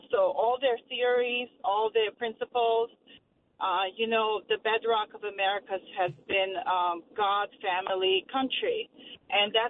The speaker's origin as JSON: {"language": "English", "country": "Croatia", "also_born_or_lived": "Bronx, New York", "moved": "yes", "said": "I am originally from Croatia. That was under the communism. It, we were for a long time. We were formerly Yugoslavia."}